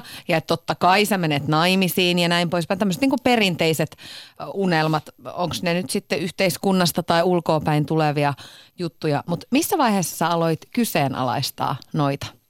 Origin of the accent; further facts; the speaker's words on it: Iisalmi, North Savo, Finland; mä oon taas Iisalmesta kotoisin